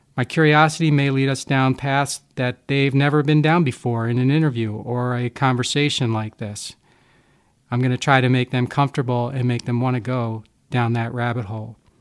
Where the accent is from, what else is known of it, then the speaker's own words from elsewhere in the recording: Havertown, Pennsylvania, United States; moved away as an adult; now in Milwaukee, United States; I was born and raised in Havertown, Pennsylvania, which is a small working class suburb of Philadelphia